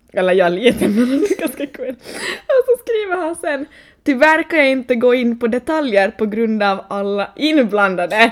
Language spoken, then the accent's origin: Swedish; Vaasa, Ostrobothnia, Finland; jag är liksom från Vasa